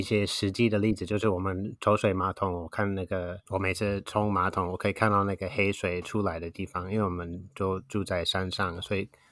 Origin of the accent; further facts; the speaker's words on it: Wisconsin, United States; Chinese is a second language; moved away as an adult; now in Taiwan; 在美国的威斯康星州长大，然后从二十岁到现在大概三十年在台湾